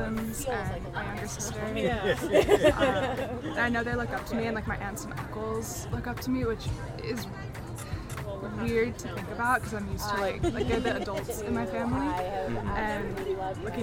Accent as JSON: {"language": "English", "town": "Houston", "region": "Texas", "country": "United States", "moved": "as an adult", "lives_now": "Colorado, United States", "said": "I'm originally from Houston, and so I'm really hoping to like go back home"}